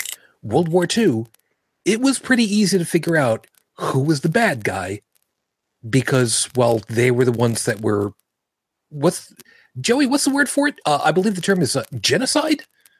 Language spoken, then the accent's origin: English; Brooklyn, New York, United States; for my hometowns of the five boroughs of New York City, because I was born in Brooklyn. Yes. I got rid of my accent.